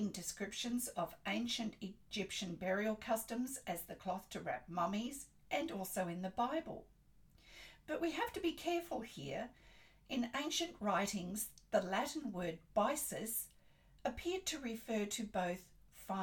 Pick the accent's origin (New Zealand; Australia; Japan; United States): Australia; I'm an Australian textile artist